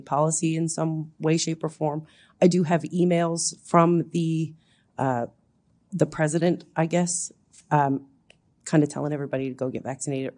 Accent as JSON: {"language": "English", "region": "Newfoundland and Labrador", "country": "Canada", "moved": "yes", "lives_now": "Head of Jeddore, Canada", "said": "I'm originally from Newfoundland. I live now in Head of Jador."}